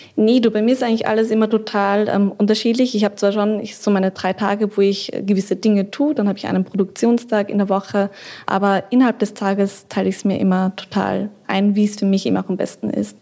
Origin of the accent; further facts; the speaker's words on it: Austria; now in Berlin, Germany; Ich bin ja aus Österreich ursprünglich